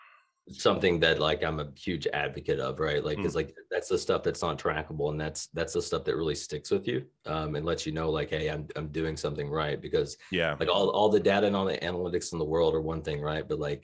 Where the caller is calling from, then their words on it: Kentucky, United States; I am in the middle of nowhere in Western Kentucky.